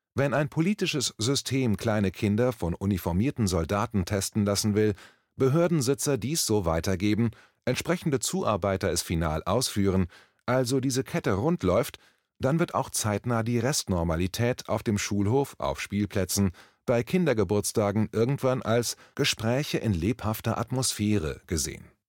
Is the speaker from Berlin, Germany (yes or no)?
yes; Berlin, Germany; Ich als Berliner